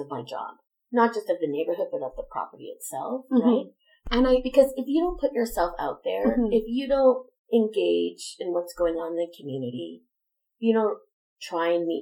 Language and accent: English; Edmonton, Alberta, Canada; I grew up in Riverbend. My mom still lives there